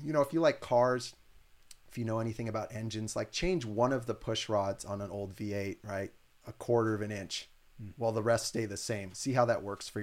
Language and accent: English; Santa Cruz, California, United States; I'm from Santa Cruz and like, we're pretty weird.